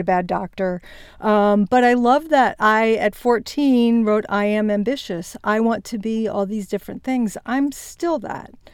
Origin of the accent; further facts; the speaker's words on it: Winchester, Virginia, United States; moved away as an adult; also born or lived in Morgantown, West Virginia / New Jersey / Connecticut; my parents promptly moved to a small town in Vir-, Virginia, Winchester, Virginia, which is in the heart of the Shenandoah Valley. And that's where I grew up until I went to college